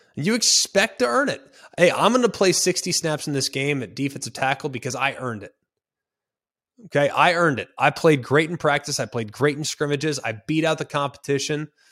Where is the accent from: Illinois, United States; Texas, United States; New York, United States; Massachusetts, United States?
Texas, United States; Dallas; moved away; I, I grew up in Big twelve country